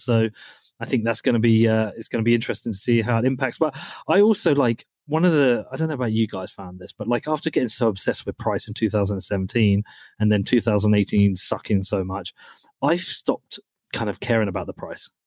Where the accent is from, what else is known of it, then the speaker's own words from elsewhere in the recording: United Kingdom; moved away as an adult; now in Texas, United States; I'm from the UK where we don't really have guns